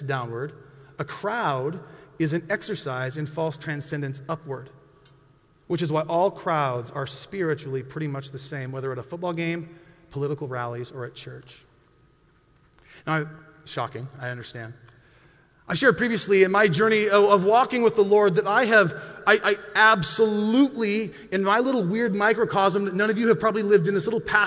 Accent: Montana, United States; I grew up in Montana.

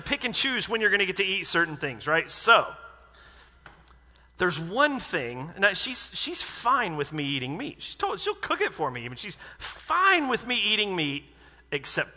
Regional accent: United States; I'm American

